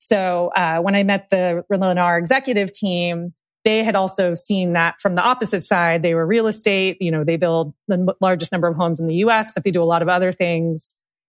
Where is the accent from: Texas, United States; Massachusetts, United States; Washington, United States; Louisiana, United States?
Massachusetts, United States; I moved around a lot, but most of my like childhood was in the Boston area, and we lived in like a really like rural leafy town spent my summers outside in Maine.